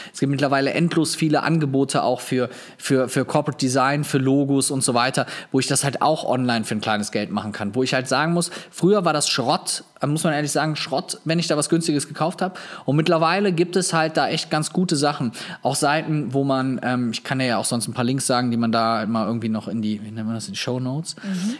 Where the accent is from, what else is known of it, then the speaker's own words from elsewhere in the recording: Viersen, North Rhine-Westphalia, Germany; in Viersen in meiner Heimatstadt